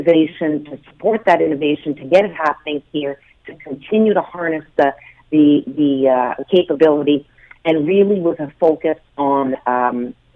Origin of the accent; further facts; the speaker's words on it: Hamilton, Ontario, Canada; my hometown of Hamilton